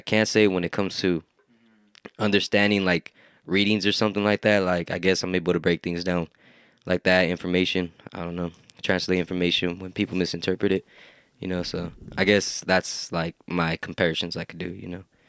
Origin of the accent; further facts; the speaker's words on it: Hollister, California, United States; Hometown, like, growing up in Hollister